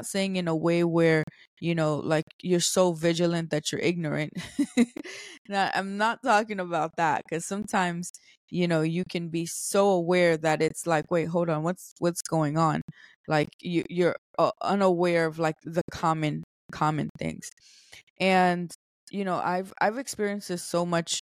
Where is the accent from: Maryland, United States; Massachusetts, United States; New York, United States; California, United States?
New York, United States; New York City; I'm from New York City